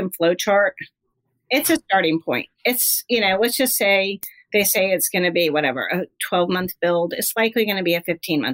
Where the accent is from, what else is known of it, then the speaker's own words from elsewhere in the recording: California, United States; moved away; also born or lived in Lake Tahoe / Hilton Head; I'm from California.